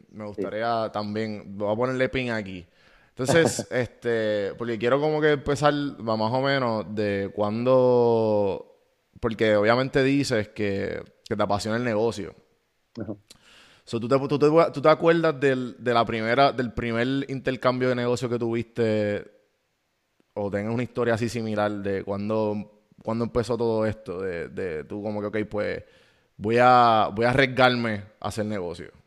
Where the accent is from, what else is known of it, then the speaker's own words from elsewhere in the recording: Río Piedras, San Juan, Puerto Rico; Y yo soy de Río Piedra.